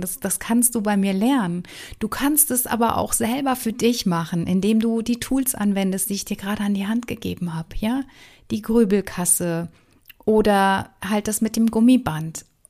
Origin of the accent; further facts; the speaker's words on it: Wuppertal, North Rhine-Westphalia, Germany; Ich bin ja in Wuppertal groß geworden.